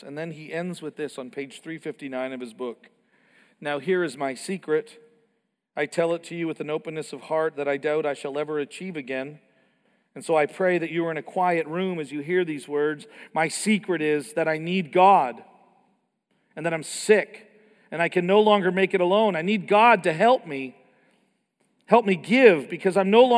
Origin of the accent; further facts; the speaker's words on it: Canada; I grew up in Canada